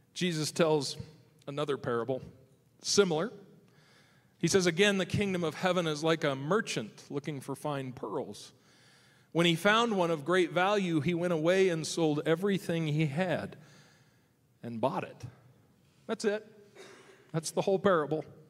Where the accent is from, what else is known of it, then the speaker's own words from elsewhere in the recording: Nebraska, United States; now in Michigan, United States; the farm I grew up in Nebraska